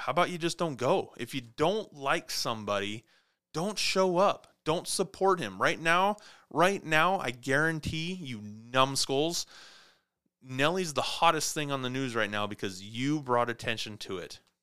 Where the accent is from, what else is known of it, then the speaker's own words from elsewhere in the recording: Clarkston, Washington, United States; also born or lived in Montana; now in Spokane, United States; my hometown, Clarkston, Washington